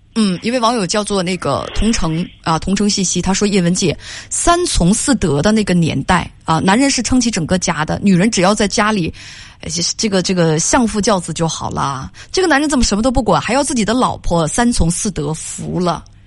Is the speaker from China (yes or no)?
yes; Northeast China, China; accent: Northeastern (Dongbei); 一定要用我们东北话来讲